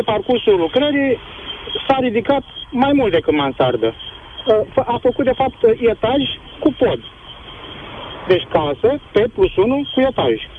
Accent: Brăila County, Romania; eu sunt din Brăila

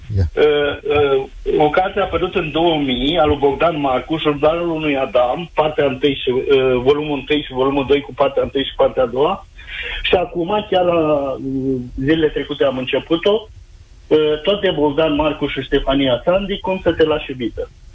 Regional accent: Târgu Ocna, Bacău County, Romania; sunt din Târgu Ogna, foarte aproape de locul unde transmite

